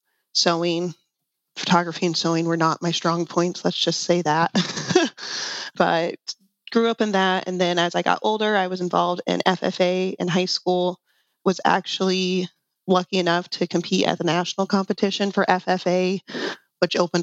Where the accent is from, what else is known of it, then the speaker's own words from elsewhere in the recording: 45 minutes southeast of North Platte, South Central Nebraska, United States; now in South Dakota, United States; I'm living in South Dakota. I'm originally from Nebraska